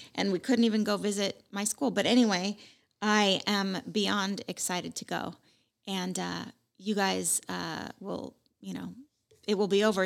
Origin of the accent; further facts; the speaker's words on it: West Coast, United States; I'm from the West Coast.